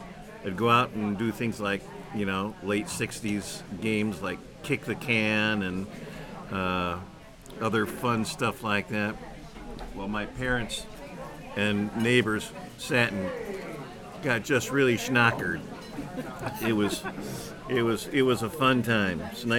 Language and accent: English; Downers Grove, Illinois, United States; Yeah, I grew up in Downers Grove